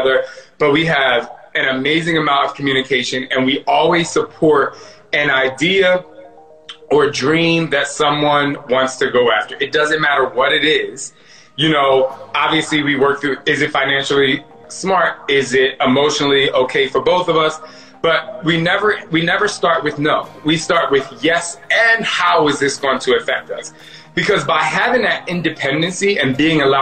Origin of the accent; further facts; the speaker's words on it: New Jersey, United States; growing up in Jersey